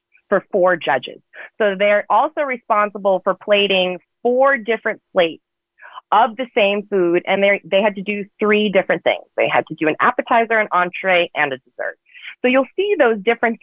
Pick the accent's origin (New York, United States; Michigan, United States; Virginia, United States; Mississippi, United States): Virginia, United States; Richmond; moved away as an adult; now in Los Angeles, United States; I come from the South, from Virginia, from Richmond, Virginia